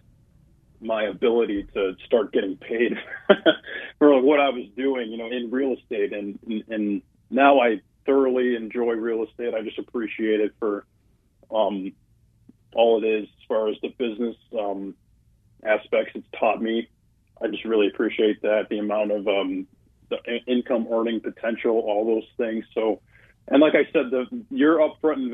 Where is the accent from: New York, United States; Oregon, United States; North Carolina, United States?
New York, United States; Syracuse; moved away as an adult; now in New York City, United States; my hometown of Syracuse, where everything's the same price as Wagon Mound